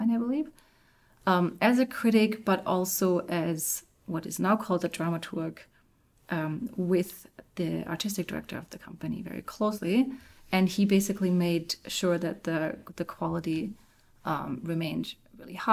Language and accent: English; Germany; moved away; I'm from Germany